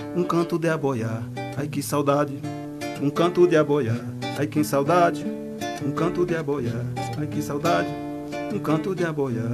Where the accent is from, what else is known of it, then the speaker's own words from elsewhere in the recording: Piauí, Brazil; moved away as an adult; also born or lived in São Paulo; now in Jardim do Ingá, Brazil; eu sou piauiense, só que eu saí do Piauí, eu já tinha 18 anos, uhum. fui para São Paulo